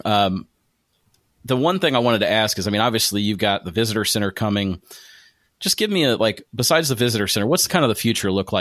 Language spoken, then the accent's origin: English; Springfield, Ohio, United States; moved away as an adult; now in Louisville, United States; my hometown of Springfield, Ohio